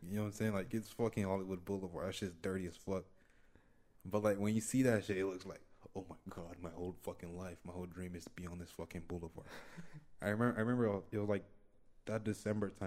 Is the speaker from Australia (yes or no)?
no; Nigeria; now in Los Angeles, United States; I grew up in Nigeria